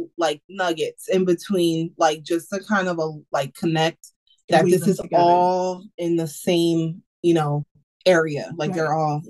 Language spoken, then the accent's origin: English; Texas, United States; born there; now in Philadelphia, United States; We're not from here. I was born in Texas.